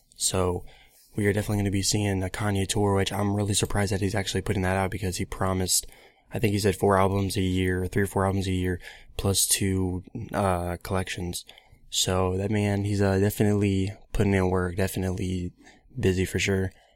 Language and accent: English; Columbus, Ohio, United States; I'm from Columbus, Ohio, around that area